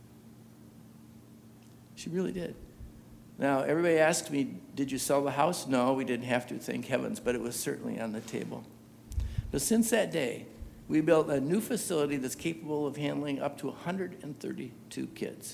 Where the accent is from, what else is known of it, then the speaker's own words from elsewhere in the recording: United States; as an American